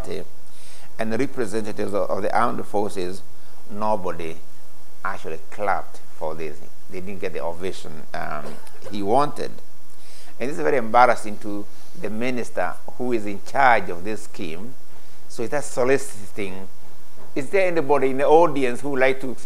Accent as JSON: {"language": "English", "country": "Kenya", "also_born_or_lived": "Leeds", "first_language": "Gikuyu", "second_language": "English", "moved": "yes", "said": "I come from a three-language situation, every Kenyan will have their mother tongue"}